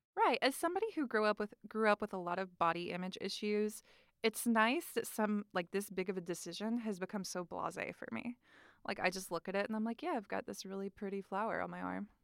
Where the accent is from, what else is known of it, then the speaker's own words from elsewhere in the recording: North Carolina, United States; moved away; I'm from North Carolina, and the state flower is dogwood, and also I'm from the Bible Belt, born and raised